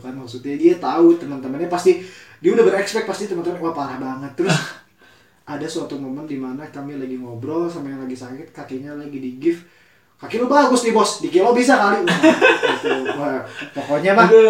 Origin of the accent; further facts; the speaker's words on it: Bogor, West Java, Indonesia; kita besar di Bogor kami besar di Bogor